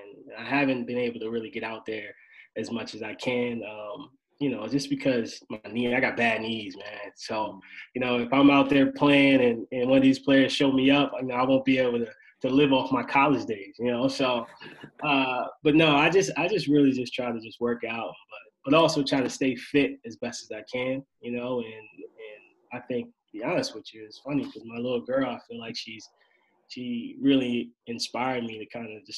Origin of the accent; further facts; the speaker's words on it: Annapolis, Maryland, United States; also born or lived in Delaware; Originally from Annapolis, Maryland.